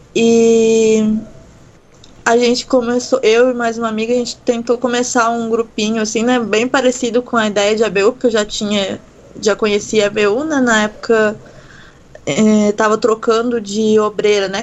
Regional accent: Itajubá, Minas Gerais, Brazil; moved away; also born or lived in Pelotas; eu sou de Itajubá, né, no sul de Minas Gerais

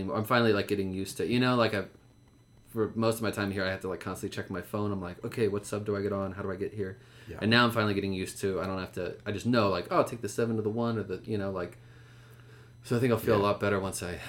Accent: Bethlehem, Pennsylvania, United States; My hometown.

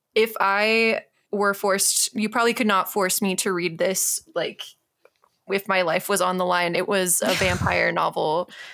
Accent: Tucson, Arizona, United States; I grew up in Tucson

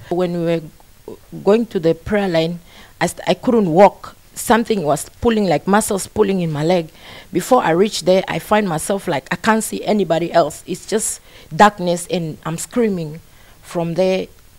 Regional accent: Namibia; I'm coming from Namibia. I came to visit in UK for 6 months.

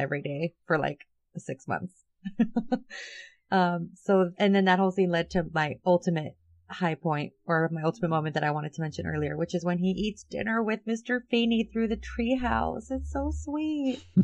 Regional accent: Southern California, United States; I grew up in Southern California.

